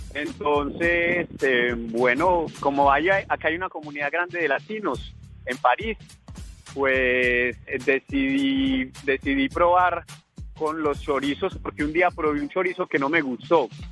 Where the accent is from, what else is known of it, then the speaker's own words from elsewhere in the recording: Colombia; now in France; Soy un emprendedor colombiano